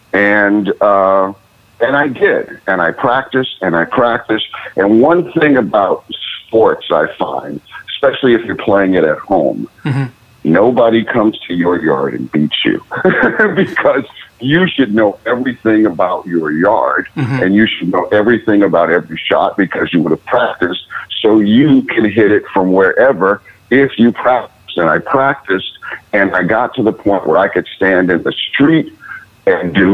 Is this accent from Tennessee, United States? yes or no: no; Cleveland, Ohio, United States; moved away; I grew up in Cleveland, Ohio